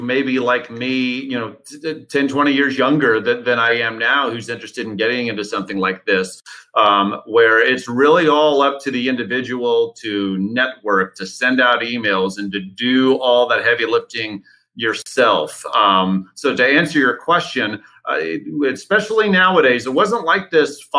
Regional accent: Houston, Texas, United States; now in Austin, United States; I'm born and raised in Houston. I live in Austin now

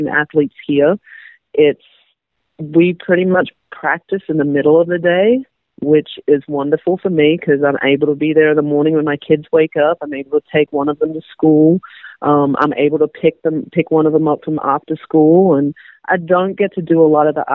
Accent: Australia; now in United States; I'm Australian

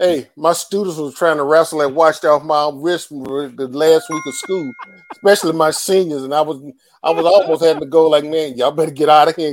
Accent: Texas, United States; accent: Country accent; some folks don't believe I'm from Texas.

